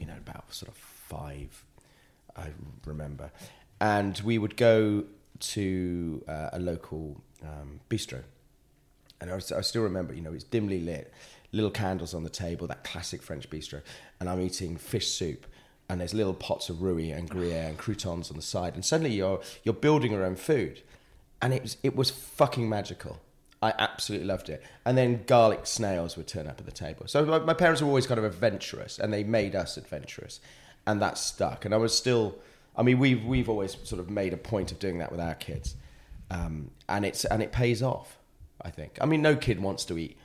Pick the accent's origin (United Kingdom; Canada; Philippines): United Kingdom; Wales; also born or lived in Buckinghamshire; growing up in Wales